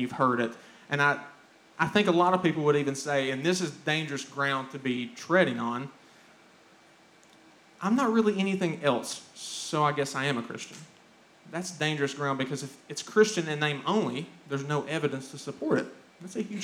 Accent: Pikeville, Kentucky, United States; growing up in Pikeville, about 25 miles down the road, in my early childhood, teenage years

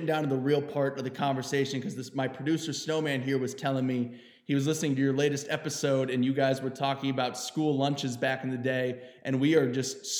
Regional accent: Mansfield, Ohio, United States; moved away as an adult; now in Arizona, United States; I'm from Ohio

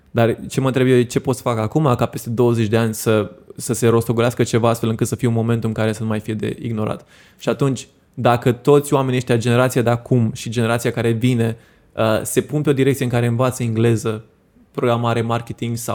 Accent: Romania; unde cred eu că avem noi marea șansă ca români, e în a deveni o țară de freelanceri.

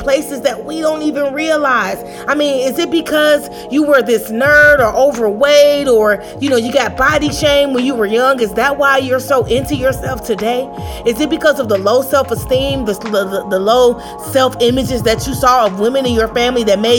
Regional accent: Chicago, Illinois, United States; I grew up on the South Side of Chicago

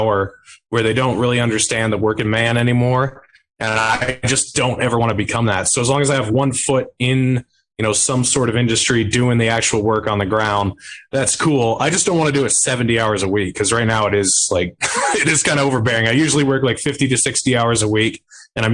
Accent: New Hampshire, United States; moved away; I am moving back to my home state of New Hampshire in a couple months

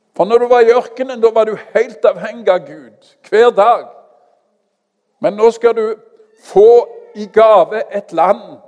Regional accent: Stavanger, Rogaland, Norway; also born or lived in Kenya; Jeg kommer fra Madla.

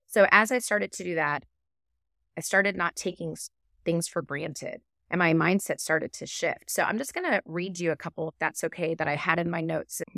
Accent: Texas, United States; I'm from Texas

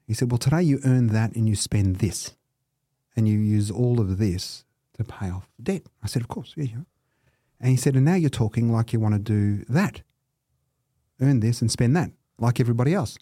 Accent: Melbourne, Victoria, Australia; also born or lived in Cheltenham, Victoria / Camberwell, Victoria; I was born at Dandenong Hospital.

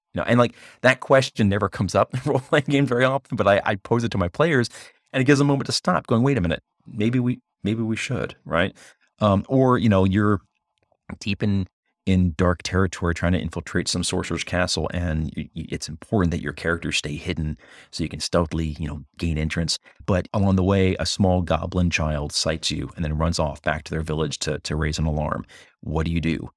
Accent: United States; first and foremost as an American

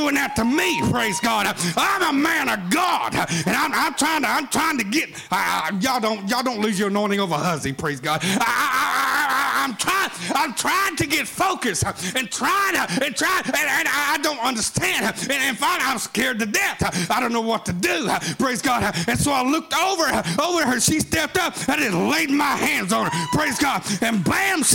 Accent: Atoka, Oklahoma, United States; I'm from Atoka, Oklahoma. Home of Lane Frost. We're bull riders

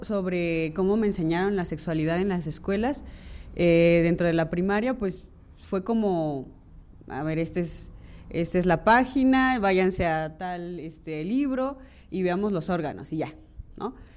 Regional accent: Mixteca, Mexico; soy de la Mixteca

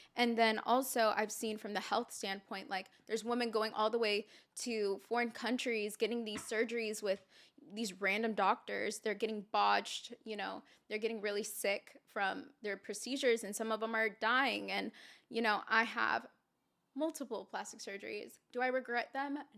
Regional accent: Santa Clarita, California, United States; also born or lived in Houston, Texas; I'm originally from here. I'm from Santa Clarita, California

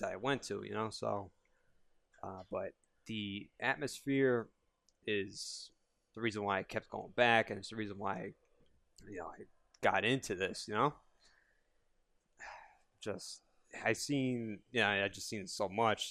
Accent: Yonkers, New York, United States; I'm from Yonkers

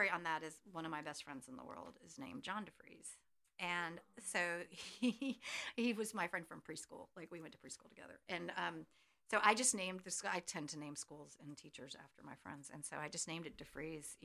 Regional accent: Chapel Hill, North Carolina, United States; I grew up hanging out on Franklin Street in front of the post office

